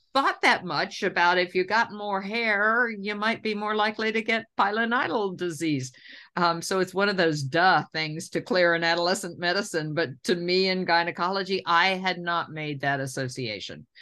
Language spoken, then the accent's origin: English; Tennessee, United States; I'm a Tennessean, and I have really complicated feelings about growing up in the South